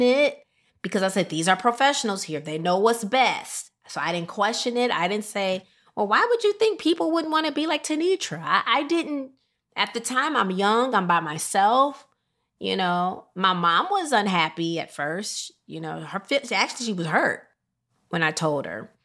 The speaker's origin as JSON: {"language": "English", "town": "Rockford", "region": "Illinois", "country": "United States", "tie": "born or raised there", "moved": "yes", "said": "I loved my hometown of Rockford, Illinois"}